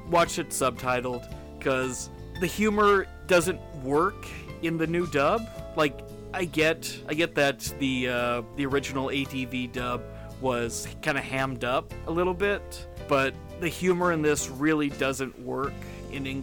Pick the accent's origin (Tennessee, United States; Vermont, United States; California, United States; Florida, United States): California, United States; I'm from California.